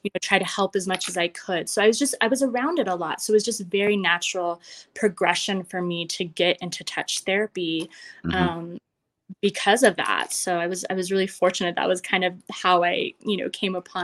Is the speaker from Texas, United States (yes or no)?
no; Western Slope, Colorado, United States; moved away as an adult; also born or lived in Boulder, Colorado / Las Vegas, Nevada; I grew up in Colorado, Southwestern Slope, very small town. And I actually am back here now in Montrose, Colorado